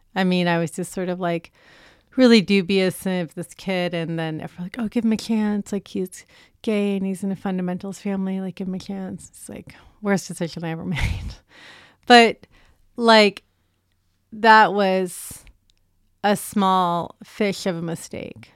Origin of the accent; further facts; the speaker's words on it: San Francisco, California, United States; moved away; I grew up in San Francisco on eighteenth and Castro